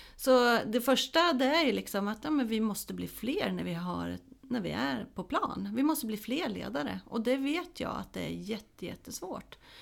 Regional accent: Småland, Sweden; now in Hälsingland, Sweden; där jag kommer ifrån, Småland, där jag är uppvuxen eh, och i Hälsingland där jag bor nu

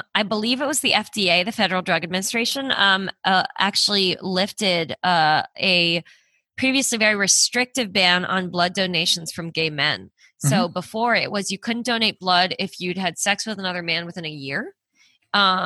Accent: Canada; moved away; I'm Canadian

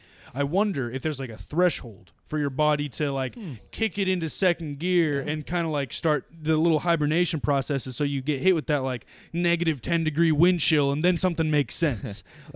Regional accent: Newfoundland and Labrador, Canada; also born or lived in Nova Scotia / New Brunswick; We've been in pretty heavy snowstorms because we're from Newfoundland. And then, like, you know, we came to Nova Scotia and New Brunswick.

